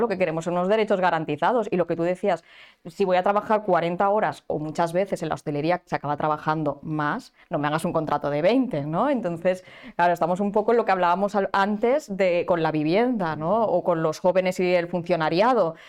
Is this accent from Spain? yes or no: yes; Barcelona, Catalonia, Spain; los que somos de Barcelona